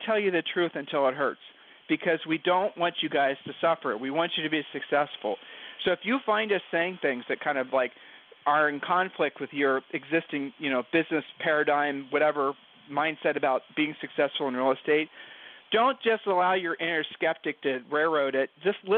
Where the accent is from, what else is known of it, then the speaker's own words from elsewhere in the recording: Ohio, United States; from Ohio.